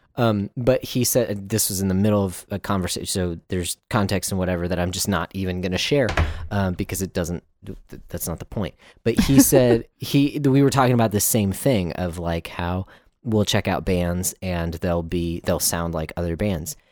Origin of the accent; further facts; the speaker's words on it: Texas, United States; Texans are very proud that we were actually at one time a country all to ourselves.